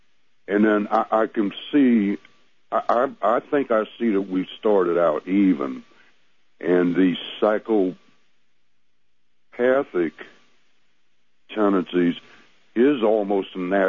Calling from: Missouri, United States

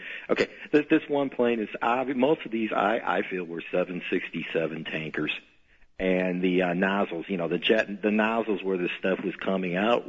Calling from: Chicago, Illinois, United States; I'm calling from Chicago.

